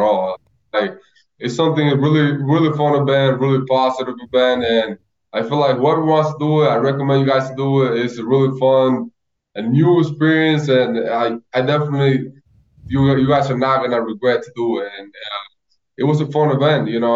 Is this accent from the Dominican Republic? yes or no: yes; Loma de Cabrera, Dajabón, Dominican Republic; moved away; to go to Loma de Cabrera, and just to see how many people were out there. It was like my whole hometown.